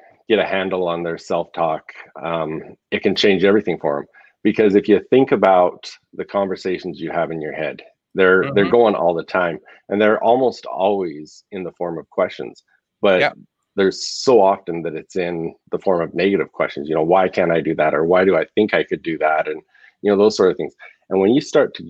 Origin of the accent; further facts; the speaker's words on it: Southern Alberta, Canada; moved away as an adult; now in Arizona, United States; I grew up in Southern Alberta, lived there till 2016. And then because of what we were trying to do with some of the things with Kodiak Mountain Stone, I actually moved to Arizona at that time